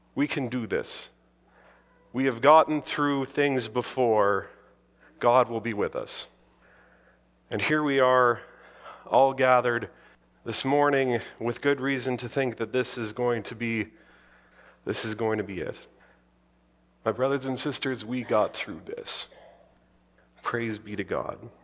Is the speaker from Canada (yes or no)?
yes; the Interlake, Manitoba, Canada; growing up in the Interlake, surrounded by Icelanders